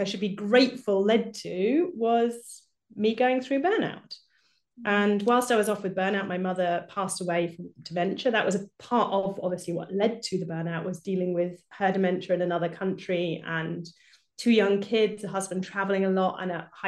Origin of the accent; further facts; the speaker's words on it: United Kingdom; now in Germany; I live in Germany, but I'm obviously British, as you can probably hear from my accent